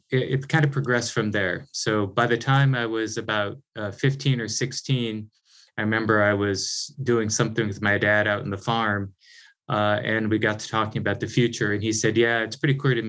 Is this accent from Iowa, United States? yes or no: yes; Northeast Iowa, United States; I grew up on a small farm in Northeast Iowa, really pretty far from any technology like we think about it today